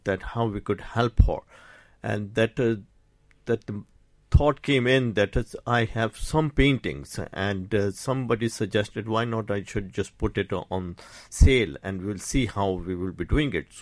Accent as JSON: {"language": "English", "town": "Karachi", "region": "Sindh", "country": "Pakistan", "tie": "born or raised there", "moved": "as an adult", "lives_now": "Ireland", "said": "I did my schooling in Karachi"}